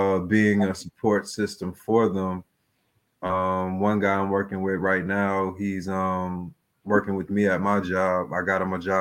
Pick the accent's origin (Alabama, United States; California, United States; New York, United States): New York, United States; New York City; moved away as an adult; now in Macon, United States; I'm from the Bronx. I came to Macon in about 2016